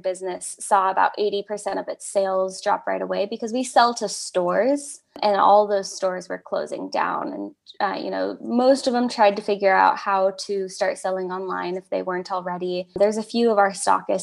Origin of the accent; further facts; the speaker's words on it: United States; moved away as an adult; also born or lived in California / Oregon; now in South Dakota, United States; I grew up in California and Oregon, which are very progressive